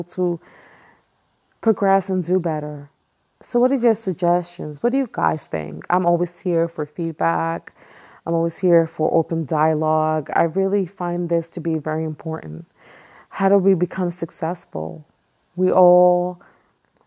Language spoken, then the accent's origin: English; New York City, New York, United States; I was born and raised in Brooklyn, East New York, which is the hood.